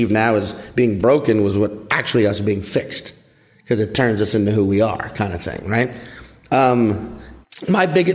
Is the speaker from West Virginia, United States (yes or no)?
no; New Orleans, Louisiana, United States; accent: New Orleans; I grew up in southeastern Louisiana.